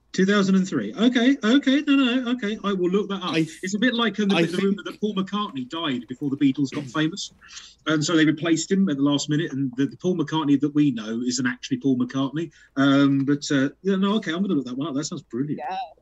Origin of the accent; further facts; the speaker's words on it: United Kingdom; we're British